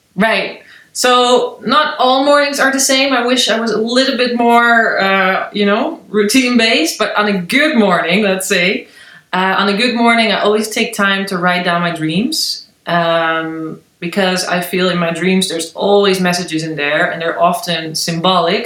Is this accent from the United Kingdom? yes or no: no; Netherlands; now in Berlin, Germany; I'm from the Netherlands originally.